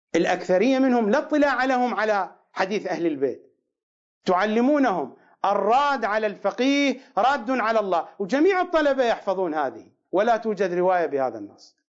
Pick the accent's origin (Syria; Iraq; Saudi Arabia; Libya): Iraq; accent: Iraqi; بلهجتنا العراقيه